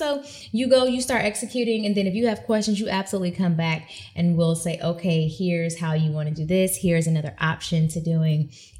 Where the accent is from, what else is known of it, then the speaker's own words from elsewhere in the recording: Sarasota, Florida, United States; Listen, Sarasota, Florida.